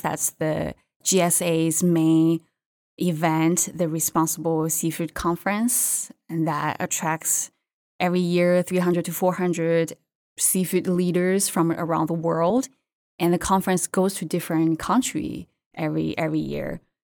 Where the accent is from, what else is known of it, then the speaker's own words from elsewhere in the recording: China; English is a second language; moved away; also born or lived in Qingdao, China; I grew up in China and I went to college in a coastal city called Qingdao in China